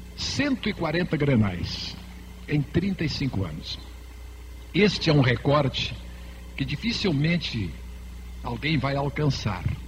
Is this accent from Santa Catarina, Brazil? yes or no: yes; Santa Catarina, Brazil; moved away as an adult; now in Rio Grande do Sul, Brazil; a minha infância toda foi em Santa Catarina ouvindo as rádios